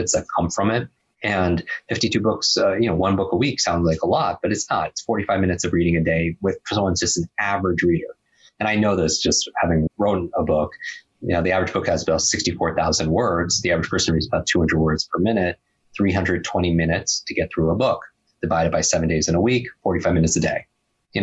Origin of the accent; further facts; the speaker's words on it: Northeast, United States; I grew up in the Northeast